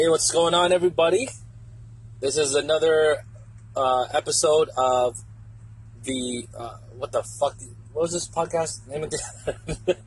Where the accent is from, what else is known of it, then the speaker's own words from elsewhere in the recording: Philippines; I'm from Philippines. Philippines